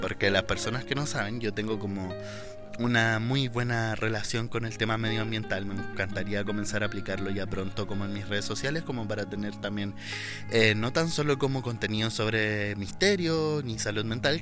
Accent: Chile; soy chileno

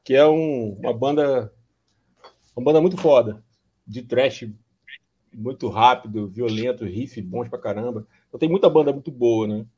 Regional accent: Rio de Janeiro, Brazil; moved away as an adult; now in Corumbá, Brazil; eu sou carioca, mas já moro a, em Corumbá, no Mato Grosso do Sul, faz quatro anos e meio

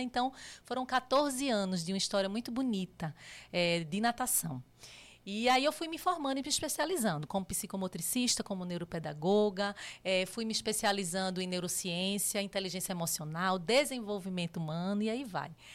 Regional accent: Recife, Pernambuco, Brazil; moved away as an adult; now in São Paulo, Brazil; eu sou pernambucana, né? É, nasci em Recife e minha história praticamente foi toda lá.

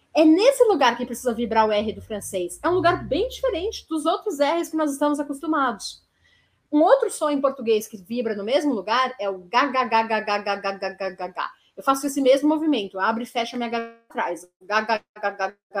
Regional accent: São Paulo, Brazil; eu sou da cidade de São Paulo, eu falo com a língua vibrando

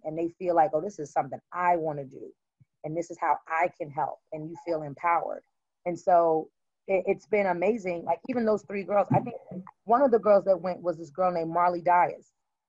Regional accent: Brooklyn, New York, United States; I'm from Brooklyn, so I'm not a fool.

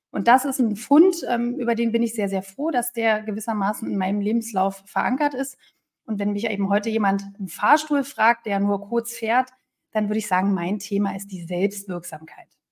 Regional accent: Berlin, Germany; moved away; Ich bin eine Berliner Pflanze, also auch mit dem waschechten Taufschein, der mich als Berlinerin ausweist

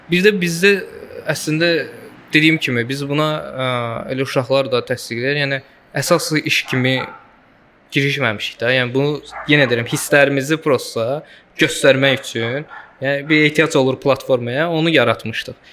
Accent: Azerbaijan; Səsimin tonundan başa düşdü ki, Azərbaycanlıyam dedi.

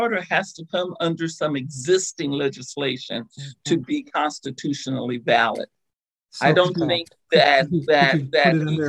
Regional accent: Oregon, United States; now in Ohio, United States; kind of remember when I moved to Ohio, I was in shock that they had not banned indoor smoking, because I came from Oregon and, you know, that hippy-dippy liberal state.

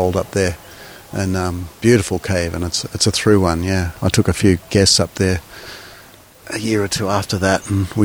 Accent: Australia; moved away as an adult; now in Soppong, Thailand; Being Australian

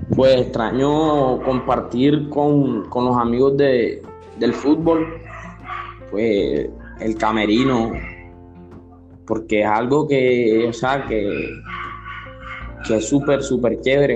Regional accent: Barranquilla, Atlántico, Colombia; now in Soledad, Colombia; nací en Barranquilla, pero vivo en soledad

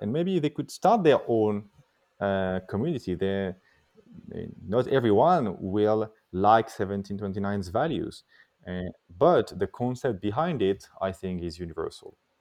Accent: Paris, Île-de-France, France; I was born and raised in Paris

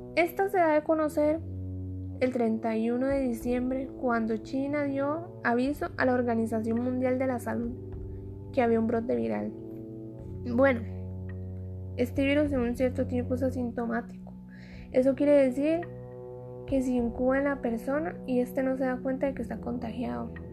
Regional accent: Costa Rica; soy costarricense

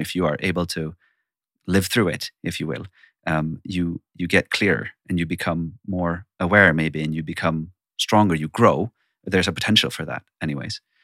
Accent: Sweden; I'm born and raised in Sweden

